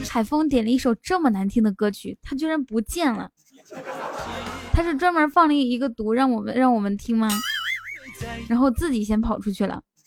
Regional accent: Shanghai, China; 我是上海的

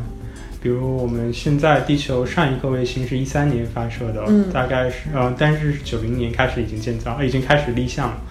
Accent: China; moved away as an adult; now in Los Angeles, United States; 因为我是中国人，

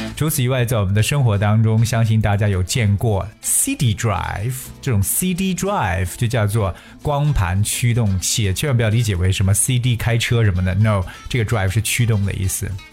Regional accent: China; 对我们中国人来讲

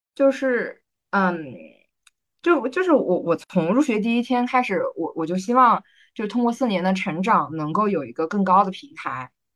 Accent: southern Yellow Sea coast, Jiangsu, China; 我们家乡那边的那个海呢，它是属于，呃，就是南黄海

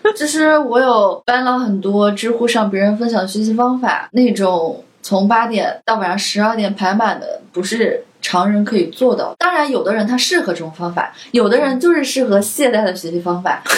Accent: China; 我们是中国的小孩儿， 而且是独生子女

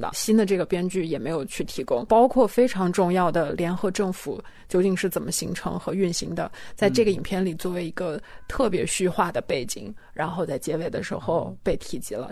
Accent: China; 因为我也是中国人

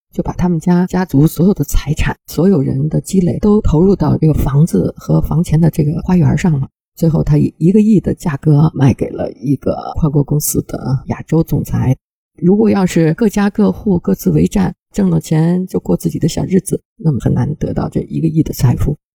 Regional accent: China; 我们中国人

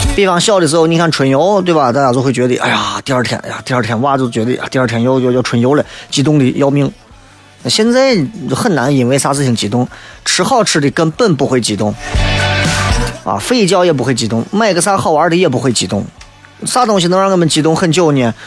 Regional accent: China; 作为一个中国人

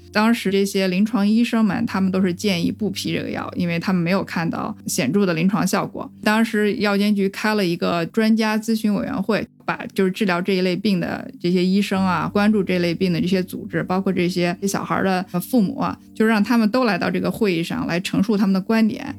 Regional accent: China; moved away as an adult; now in United States; 当时因为我们都是中国人，在美国有身份问题

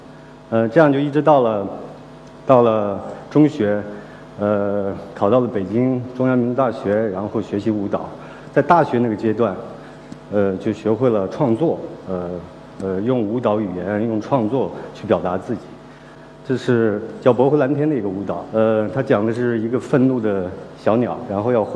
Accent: Kaligang, Qinghai, China; born there; 我是呃出生在青藏高原。呃，黄河岸边的一个小村庄，那个小村庄叫卡里冈，那里人风淳朴。

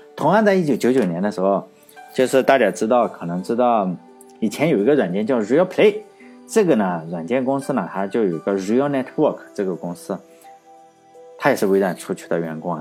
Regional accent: Laiwu, Shandong, China; 我老家是莱坞的，我们这个宣传也是自己叫好莱坞

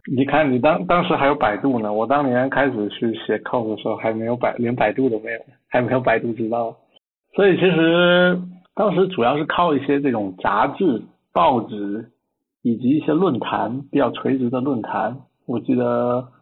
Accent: Nanning, Guangxi, China; 我的老家是在广，广西南宁，西南， 边陲小城

